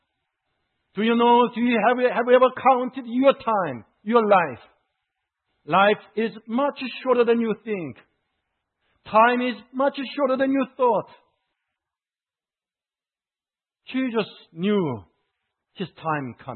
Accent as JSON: {"language": "English", "country": "South Korea", "moved": "as an adult"}